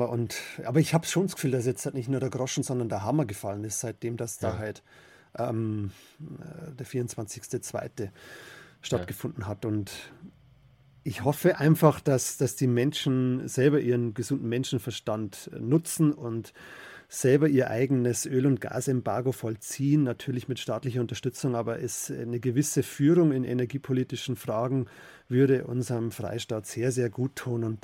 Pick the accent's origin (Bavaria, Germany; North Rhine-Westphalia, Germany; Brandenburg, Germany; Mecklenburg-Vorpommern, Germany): Bavaria, Germany; in meiner Heimat im Bayerischen Wald